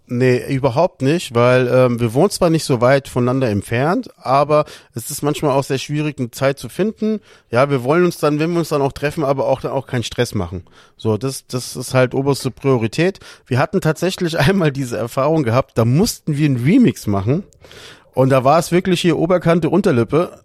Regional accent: Lisbon, Portugal; moved away; ich als Portugiese liebe den Fado an sich

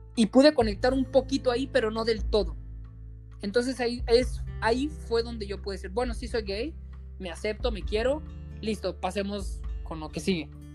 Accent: Sinaloa, Mexico; soy norteño, soy de Sinaloa, me crié en un pueblo mágico

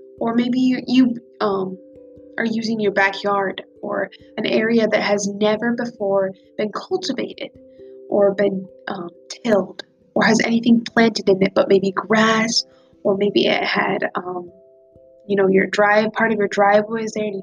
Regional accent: Nebraska, United States; I am from Nebraska. I am from a small town in Nebraska with not even 300 people

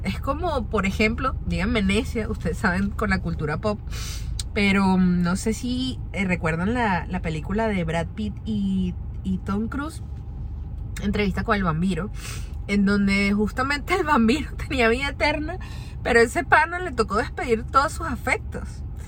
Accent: Venezuela; moved away as an adult; now in Orlando, United States; desde que yo salí de Venezuela

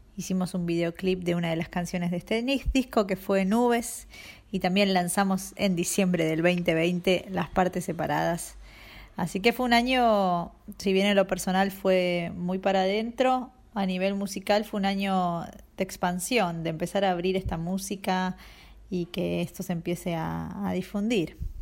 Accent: Buenos Aires, Argentina; soy música de Buenos Aires

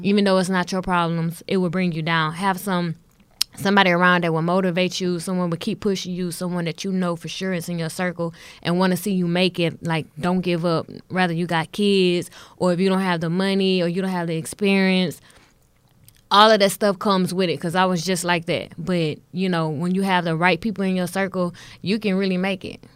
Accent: Houston, Texas, United States; I'm born and raised in Houston

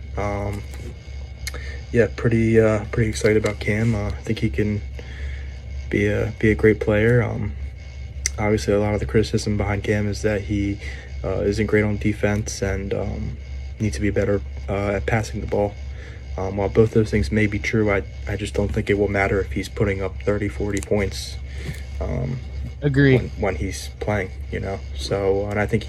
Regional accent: Philadelphia, Pennsylvania, United States; I'm actually from the Philly, Pennsylvania area

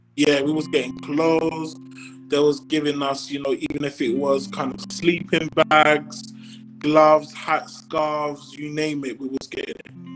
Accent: London, United Kingdom; I'm from Brixton

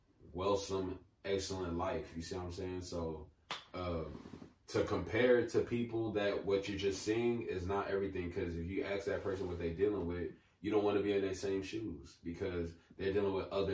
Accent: United States; I'm Nigerian. I was born here

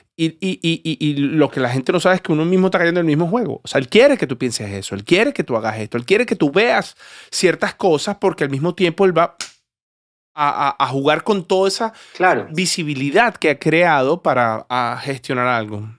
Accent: Venezuela; yo soy venezolano.

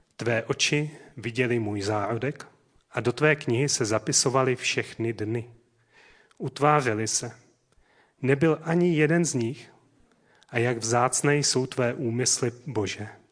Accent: South Moravian Region, Czechia; moved away; Můj rodný dům je na Jižní Moravě

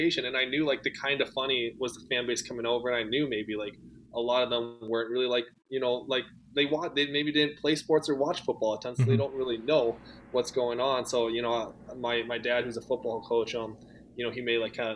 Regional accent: Rosemount, Minnesota, United States; I'm living in Minneapolis right now, but was born and raised in Rosemount, which is like 20 minutes south of the city

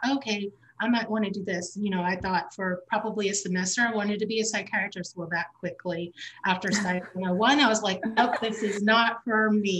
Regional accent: The Woodlands, Texas, United States; My family moved to the Woodlands in the mid 90s. And so of course, growing up in the Woodlands, you know of Interfaith

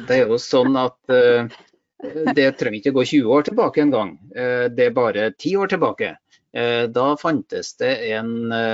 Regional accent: Stjørdal, Trøndelag, Norway; jeg er ektefødt trønder fra Stjørdal. Så eh, der har jeg bodd hele livet mitt

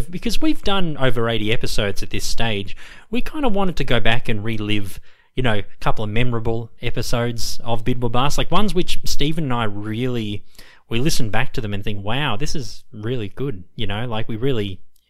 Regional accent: Australia; we're from Australia as well.

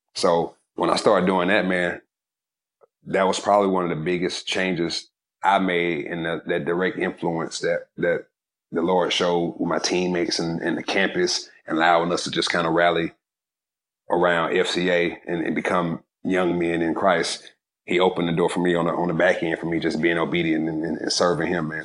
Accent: Georgia, United States; I was from Georgia

